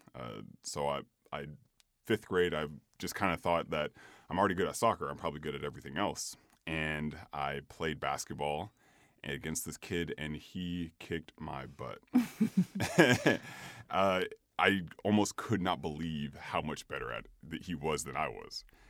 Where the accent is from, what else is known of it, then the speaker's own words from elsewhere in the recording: Sacramento, California, United States; originally I'm from Sacramento, California.